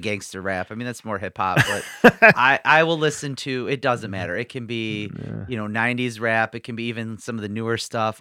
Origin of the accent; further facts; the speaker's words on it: Detroit, Michigan, United States; I grew up in Metro Detroit